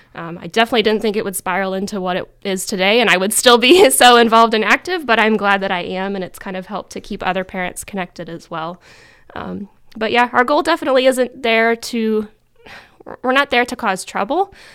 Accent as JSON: {"language": "English", "town": "DuBois", "region": "Pennsylvania", "country": "United States", "tie": "born or raised there", "also_born_or_lived": "Virginia", "said": "I grew up in Du Bois my whole life"}